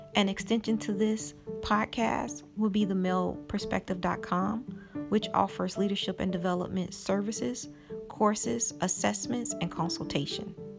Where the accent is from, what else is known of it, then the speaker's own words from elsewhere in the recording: Chicago, Illinois, United States; moved away as an adult; I was born and raised in Chicago, Illinois